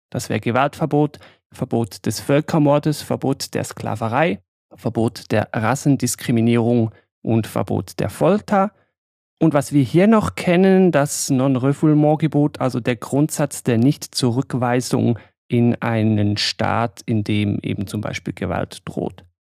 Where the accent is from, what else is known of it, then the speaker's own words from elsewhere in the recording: Switzerland; als Schweizer